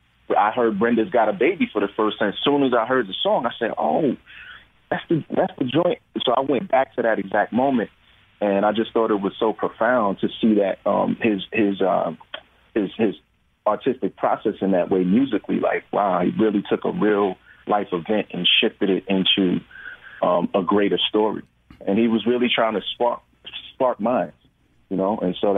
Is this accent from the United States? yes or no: yes; New York, United States; and I'm from New York, so we were in New York and filming